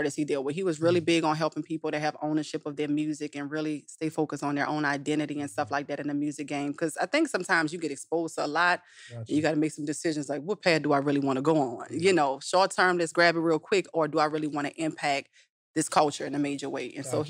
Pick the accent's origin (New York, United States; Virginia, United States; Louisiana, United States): Louisiana, United States; New Orleans; now in Atlanta, United States; New Orleans.